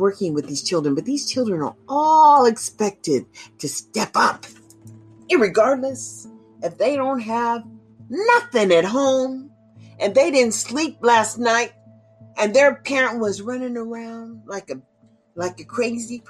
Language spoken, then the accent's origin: English; United States; I'm African American, and my advocacy is for the majority of my people